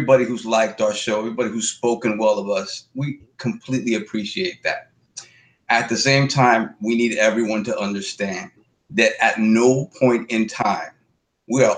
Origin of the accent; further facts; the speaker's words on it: New York City, New York, United States; We grew up in the South Bronx in the 90s